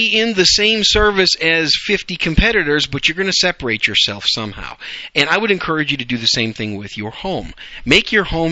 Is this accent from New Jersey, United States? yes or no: no; Wisconsin, United States; also born or lived in New York City, New York, United States; now in Dallas-Fort Worth, United States; raised in Wisconsin